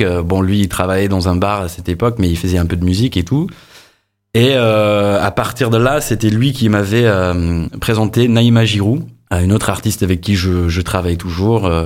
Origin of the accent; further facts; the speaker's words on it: Ireland; French is a second language; moved away as an adult; also born or lived in England; now in Montpellier, France; je suis né en Angleterre, j'ai grandi en Irlande